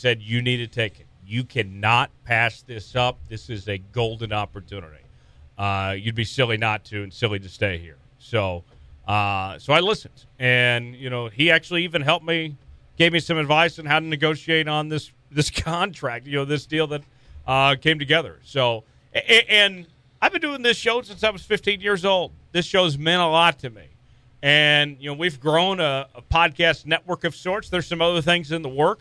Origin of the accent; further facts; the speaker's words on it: Tulsa, Oklahoma, United States; moved away as an adult; now in Lawrence, United States; my hometown of Tulsa